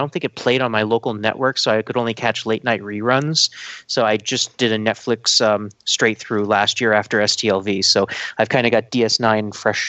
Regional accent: Ireland; I've always called him Cole Meany my entire life, but I'm Irish

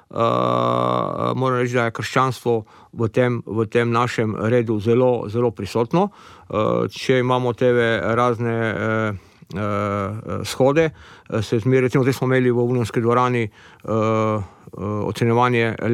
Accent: Slovenia; najbolj aktivni so Avstrici in normalno Slovenci smo zraven.

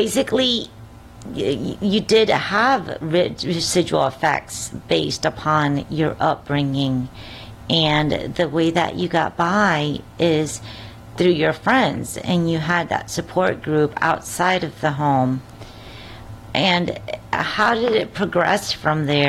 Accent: Dominican Republic; I grew up in the Dominican Republic

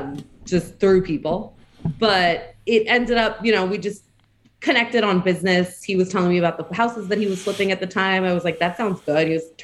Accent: Orange County, California, United States; moved away as an adult; also born or lived in Washington, D.C.; born and raised in Orange County, not quite LA, but, you know, we got our claim to fame when the OC came out.

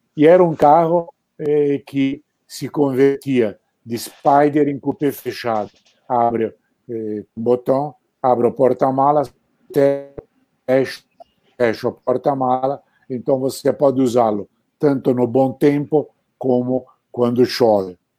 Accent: Arezzo, Tuscany, Italy; moved away; eu estava na minha cidade natal, em Arezzo

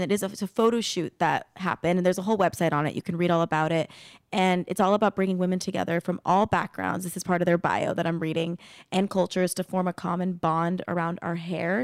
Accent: Arizona, United States; now in Burbank, United States

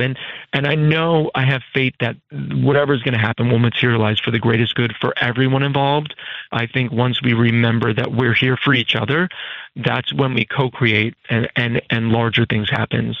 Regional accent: Hudson Valley, New York, United States; moved away as an adult; also born or lived in California; now in New York City, United States; I was from the Hudson Valley

